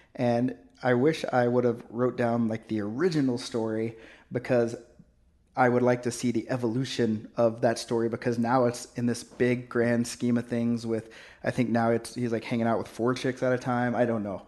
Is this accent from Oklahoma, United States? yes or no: yes; Oklahoma, United States; now in Canada; I grew up in Oklahoma